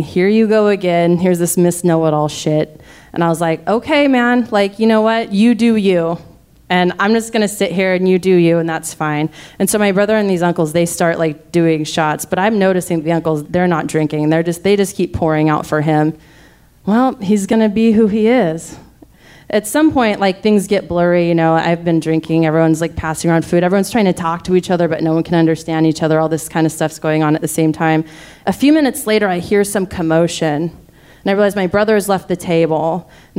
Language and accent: English; United States; we're American